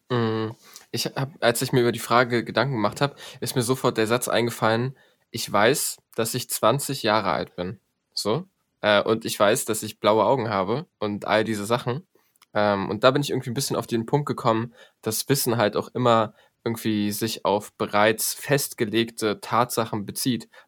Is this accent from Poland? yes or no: yes; Poland; bin Pole, ich müsste irgendwie Dzień Dobre oder Tschecht oder irgendwie sowas sagen.